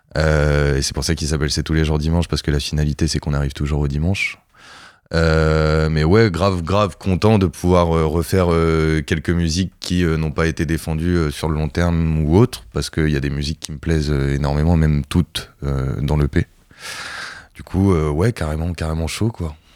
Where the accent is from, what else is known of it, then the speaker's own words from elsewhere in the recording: Cherbourg, Normandy, France; now in Caen, France; je suis de Charbourg